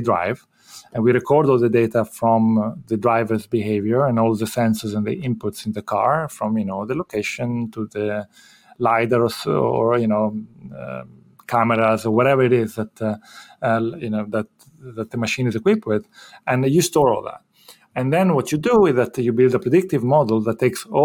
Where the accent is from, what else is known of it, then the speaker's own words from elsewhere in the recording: Italy; moved away as an adult; also born or lived in United Kingdom / Rotterdam, Netherlands; now in Philadelphia, United States; I'm originally from Italy